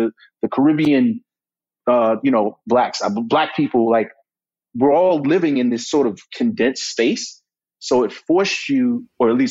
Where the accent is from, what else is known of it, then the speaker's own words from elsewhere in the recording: New York, United States; I was born and raised here.